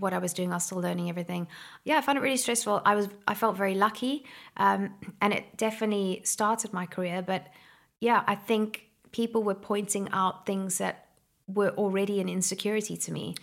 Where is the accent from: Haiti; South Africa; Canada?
South Africa; Somerset West, Western Cape; I'm from Somerset West in Cape Town. It was a no man's land when I was a kid.